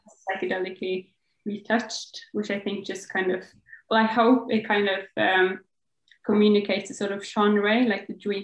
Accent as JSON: {"language": "English", "town": "Bergen", "region": "Vestland", "country": "Norway", "moved": "yes", "lives_now": "Oslo, Norway", "said": "I live in Oslo, which is the capital of Norway, but I'm from Bergen, and that is like the second biggest city of Norway"}